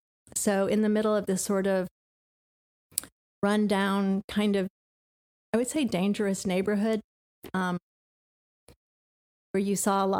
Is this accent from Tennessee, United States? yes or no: yes; Knoxville, Tennessee, United States; moved away; also born or lived in Bronx, New York / Augusta, Georgia; Although I grew up in Knoxville, Tennessee, okay. So it wasn't. It's not like I had culture shock or something.